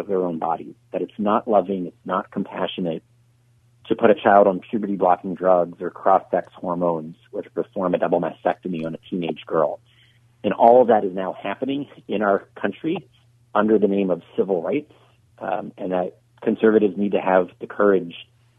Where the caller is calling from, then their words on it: Luckett, Virginia, United States; I'm in Luckett, Virginia, about 60 miles northwest of D.C.